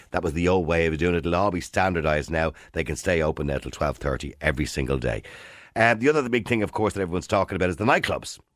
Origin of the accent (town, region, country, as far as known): Ireland